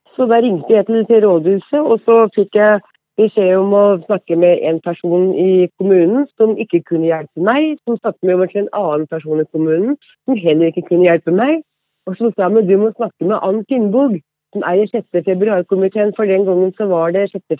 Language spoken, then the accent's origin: Norwegian; Vang, Innlandet, Norway; moved away as an adult; also born or lived in Oslo; jeg er hedmarking og kommer fra Vang utenfor Hamar.